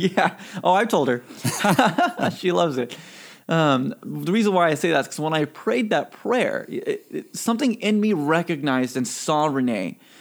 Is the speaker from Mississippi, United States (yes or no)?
yes; Mississippi, United States; also born or lived in California; I was born in California and raised in Mississippi